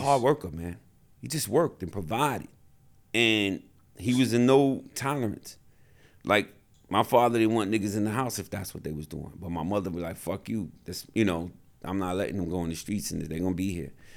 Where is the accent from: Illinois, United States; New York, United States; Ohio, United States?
New York, United States; New York City; I grew up in the South Bronx